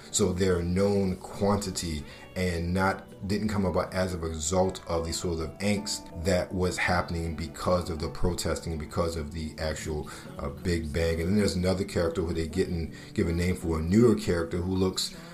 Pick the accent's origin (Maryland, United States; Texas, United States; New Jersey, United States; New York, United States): Maryland, United States; Baltimore; moved away; a kid growing up in Baltimore City at the time